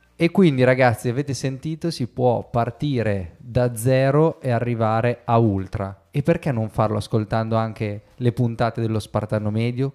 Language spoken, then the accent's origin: Italian; Bologna, Emilia-Romagna, Italy; io da bolognese, visto che siamo vicini di casa